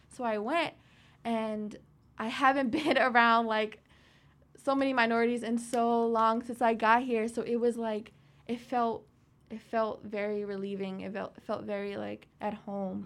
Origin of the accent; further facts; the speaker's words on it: Petersburg, Virginia, United States; I grew up in Petersburg